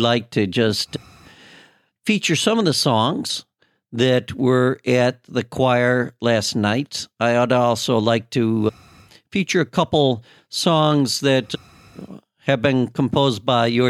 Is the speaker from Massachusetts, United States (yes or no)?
no; Woodstock, Illinois, United States; I grew up in Woodstock, Illinois